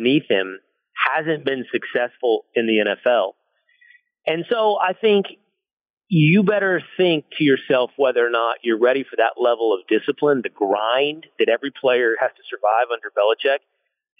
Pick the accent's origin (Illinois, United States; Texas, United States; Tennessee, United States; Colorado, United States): Texas, United States; Dallas; As somebody who was born and raised in Dallas, Texas